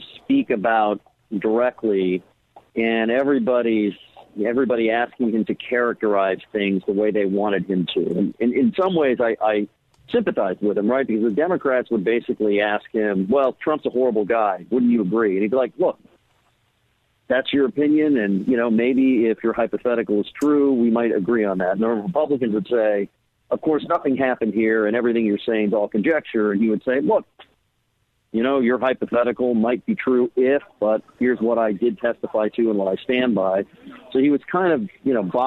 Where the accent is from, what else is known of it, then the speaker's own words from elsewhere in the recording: California, United States; I'm from California